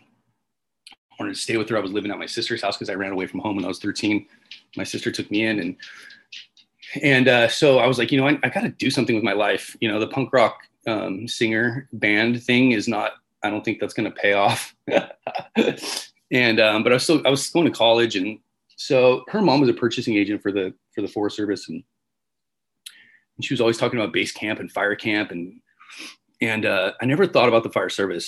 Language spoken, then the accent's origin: English; Riverside, California, United States; I was born in Riverside, California